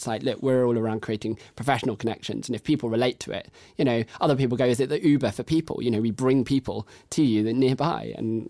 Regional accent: United Kingdom; But everyone thinks everyone else is busy, and we're very British, and so we just don't talk.

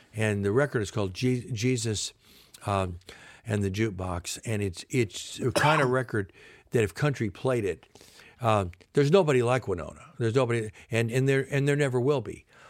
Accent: Compton, California, United States; also born or lived in Savannah, Georgia; I was born in Savannah, Georgia. My dad was an FBI agent. He got transferred, and we ended up in Compton, California

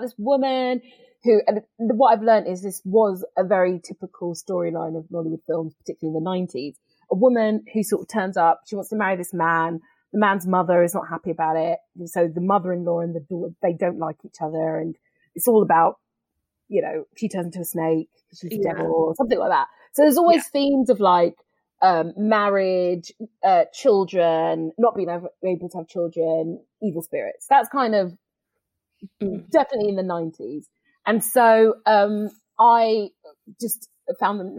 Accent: London, United Kingdom; I love South London. And I think what I love about South London is I've just always felt, I've never felt invisible there

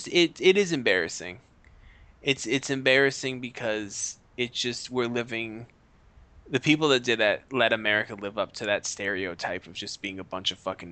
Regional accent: Boston, Massachusetts, United States; First place, it's at Fenway in my hometown

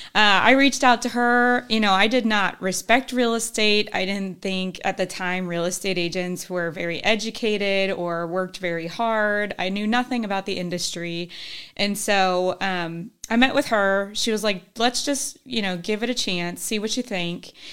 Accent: Northern Kentucky, United States; also born or lived in Illinois; we went to high school up in Northern Kentucky

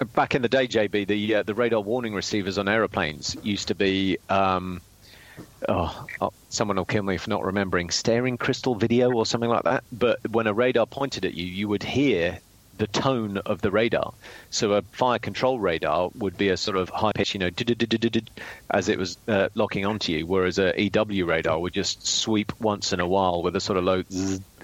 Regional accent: United Kingdom; as a Brit

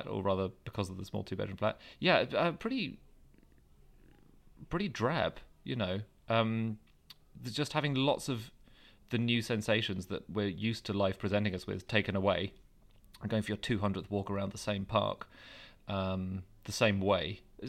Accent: London, United Kingdom; I grew up in Wimbledon

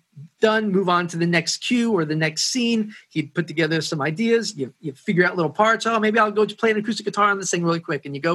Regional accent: Woodstock, New York, United States; moved away; also born or lived in Nashville; I grew up in Woodstock, and I started in studios when I was a teenager.

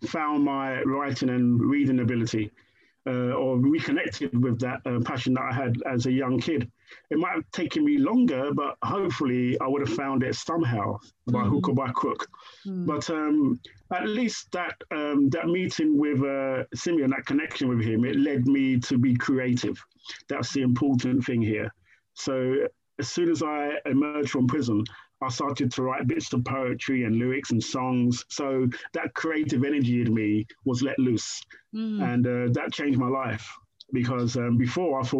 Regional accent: Croydon, London, United Kingdom; also born or lived in Brixton; a kid raised in Shirley Oaks, where it's kind of the surroundings of Shirley Oaks is very, very rural kind of Surrey kind of belt

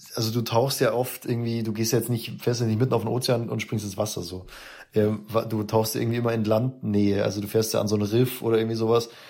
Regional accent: Munich, Bavaria, Germany; als Münchner

